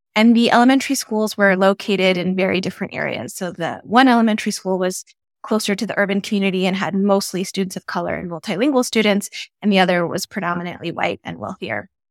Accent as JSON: {"language": "English", "town": "Albuquerque", "region": "New Mexico", "country": "United States", "tie": "born or raised there", "moved": "yes", "lives_now": "Tucson, United States", "said": "growing up in Albuquerque, New Mexico, and also being the daughter of Ethiopian immigrants"}